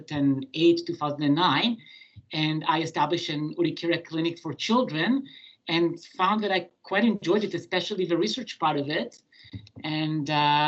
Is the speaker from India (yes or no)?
no; Israel; moved away as an adult; now in Montreal, Canada; I was born in Israel, and I did my pediatric and general medicine training in Israel